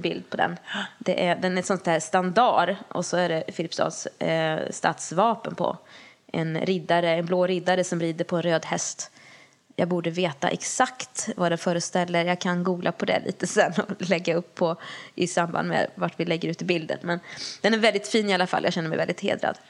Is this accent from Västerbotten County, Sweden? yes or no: no; Lesjöfors, Värmland, Sweden; min hemby Lesjöfors